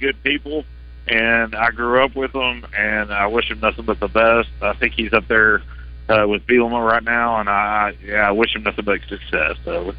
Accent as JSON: {"language": "English", "town": "Fort Smith", "region": "Arkansas", "country": "United States", "tie": "born or raised there", "lives_now": "Cabot, United States", "said": "I grew up in Fort Smith."}